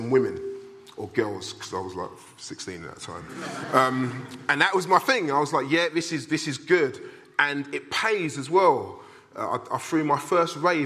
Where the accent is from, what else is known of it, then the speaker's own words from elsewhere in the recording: London, United Kingdom; I was brought up in Southeast London, in a place called Blackheath, which is between Greenwich and Lewisham Borough